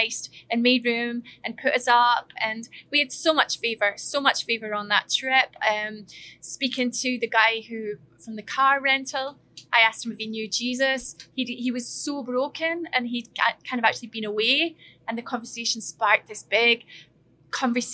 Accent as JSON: {"language": "English", "region": "Scotland", "country": "United Kingdom", "moved": "as an adult", "said": "we're two Scots"}